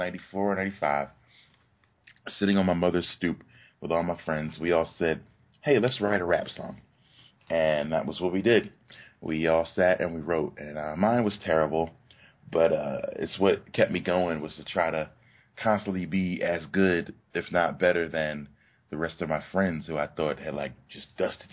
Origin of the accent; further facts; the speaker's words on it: Philadelphia, Pennsylvania, United States; I was born and raised in Philadelphia in the West Oak Lane section